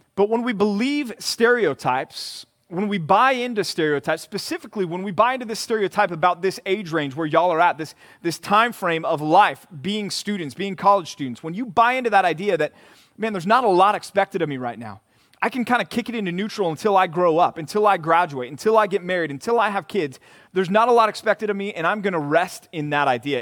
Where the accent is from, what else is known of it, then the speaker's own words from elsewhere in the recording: Texas, United States; Growing up in Texas, being from Texas